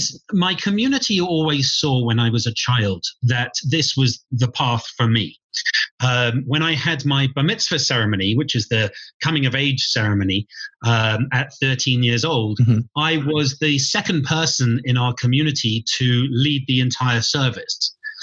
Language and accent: English; England, United Kingdom; Well, I come from England.